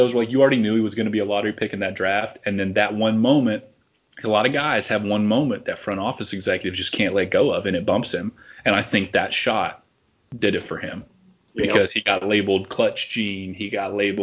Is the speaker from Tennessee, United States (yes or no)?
yes; Tennessee, United States; also born or lived in Columbus, Ohio; I'm from Tennessee my whole life